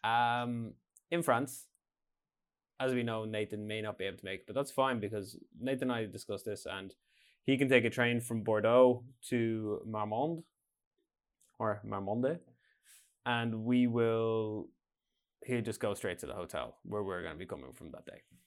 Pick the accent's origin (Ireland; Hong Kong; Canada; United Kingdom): Ireland; now in Norway